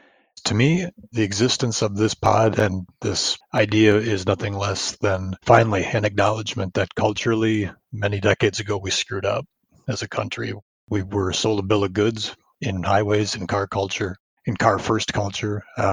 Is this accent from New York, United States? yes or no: no; Milwaukee, Wisconsin, United States; Hi there. … from Milwaukee, Wisconsin.